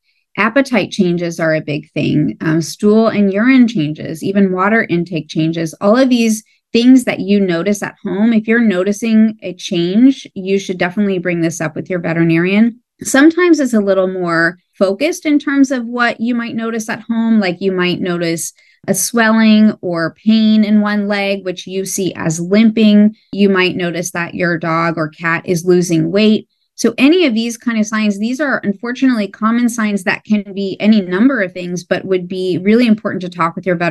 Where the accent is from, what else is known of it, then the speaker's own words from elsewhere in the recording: Ohio, United States; moved away as an adult; also born or lived in New York City / Australia / San Diego; My background is that I grew up in Ohio